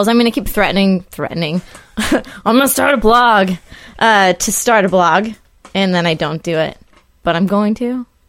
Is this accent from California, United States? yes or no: yes; Northern California, United States; born or raised there; moved away as an adult; now in New York, United States